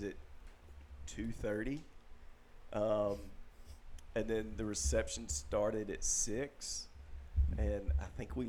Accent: Mississippi, United States; I'm American

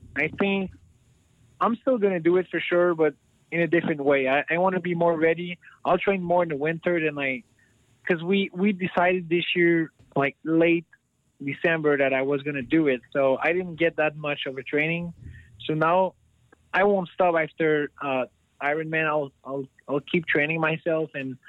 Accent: Canada; being Canadian.

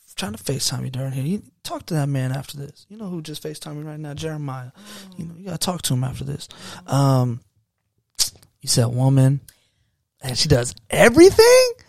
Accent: United States; we're from America

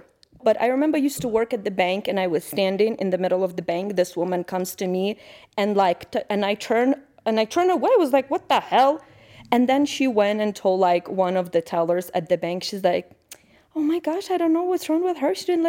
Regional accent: Ukraine; I'm from Ukraine. My husband is an American. So there is a different dynamic at my house, I feel like, than if I had Ukrainian husband or if my husband had an American wife.

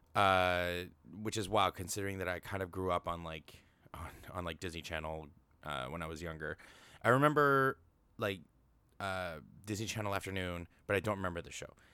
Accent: Canada; I'm Canadian

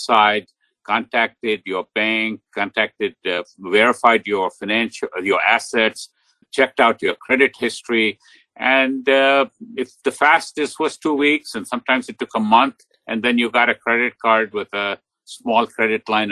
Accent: India; moved away as an adult; now in United States; I grew up in India, and my undergraduate education was in India

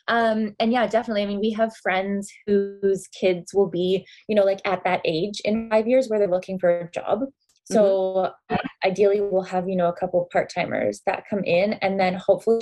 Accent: Wasaga Beach, Ontario, Canada; also born or lived in Alberta; now in Midland, Canada; I'm from Wasega, right? I grew up in Wasega

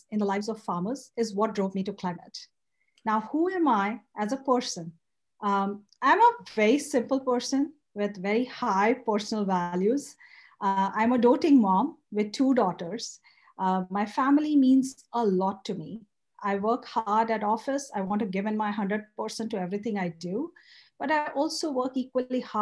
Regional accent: India; moved away as an adult; now in United States; I grew up in India and I was super pampered by my grandparents where I spent early years of my childhood

